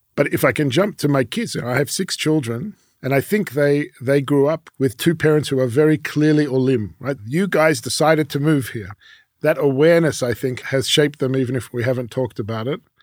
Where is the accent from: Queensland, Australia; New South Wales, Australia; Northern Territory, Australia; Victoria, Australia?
Victoria, Australia; Melbourne; first language French; English is a second language; moved away as an adult; also born or lived in Paris, France; now in Jerusalem, Israel; I was born in Paris. My father from Morocco. My mother was born in Uzbekistan, but her family's from Poland. But we ended up in Melbourne, Australia.